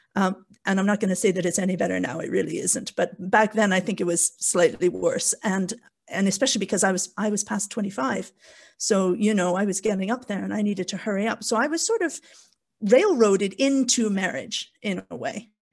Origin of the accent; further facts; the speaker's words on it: Canada; moved away as an adult; also born or lived in South Wales, United Kingdom; now in Wales, United Kingdom; as you can probably tell from my bizarre accent, I'm born and raised in Canada, but I've been in the U K for, oh gosh, the last twenty-three, twenty-four years